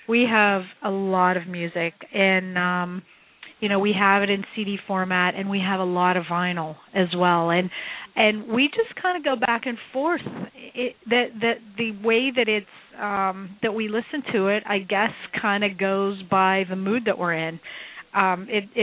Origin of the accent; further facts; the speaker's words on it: Pittsburgh, Pennsylvania, United States; I'm from Pittsburgh originally, into Pittsburgh from the suburbs